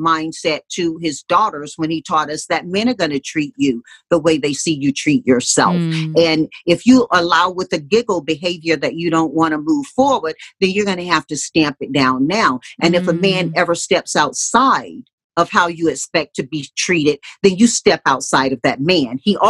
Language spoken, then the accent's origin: English; Deep South, United States; But growing up in the Deep South, Mom taught us, in the face of a lot of staunch old school religion, that we know what our values are